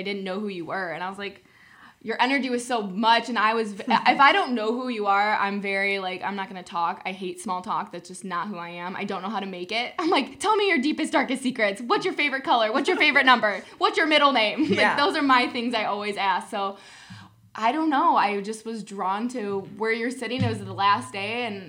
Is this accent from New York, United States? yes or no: no; South Haven, Indiana, United States; I grew up in South Haven, Indiana.